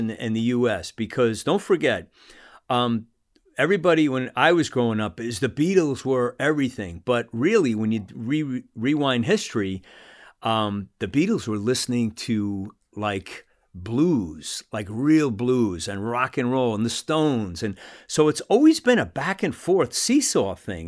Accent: United States; also born or lived in Salt Lake City; as an American

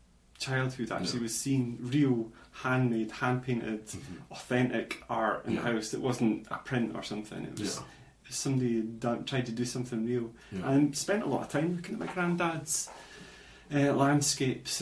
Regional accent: Glenrothes, Scotland, United Kingdom; moved away as an adult; also born or lived in Dundee; now in Aberdeen, United Kingdom; I was brought up in Glenrothes in Fife, which is like a new town

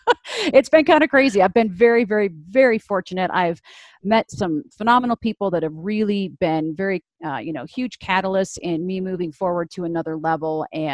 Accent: Broomfield, Colorado, United States; I grew up in Broomfield. I'm a fourth generation Coloradan

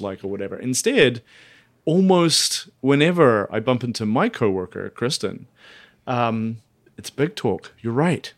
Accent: Dunedin, Otago, New Zealand; moved away; my hometown of Dunedin

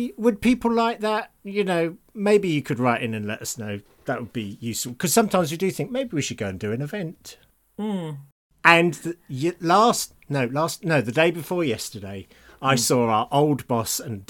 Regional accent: United Kingdom; We feel bad about it because we're British.

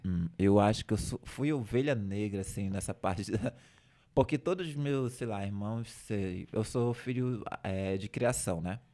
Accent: Igarapé-Açu, Pará, Brazil; moved away as an adult; also born or lived in Belém; lá da minha cidade de Igarapé-Açu

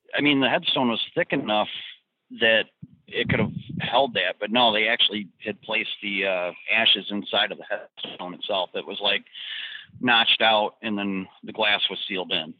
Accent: Detroit, Michigan, United States; I'm from the Detroit area originally

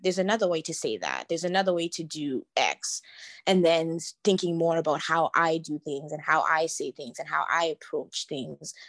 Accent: Canada; being myself Canadian and growing up in Canada. And in many ways, I see myself, I guess, as Canadian first, just having been born and raised here

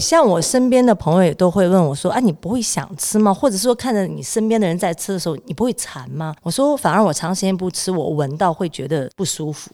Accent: Beijing, China; moved away as an adult; also born or lived in United States; now in Taiwan; 我是来自一个北京的姑娘

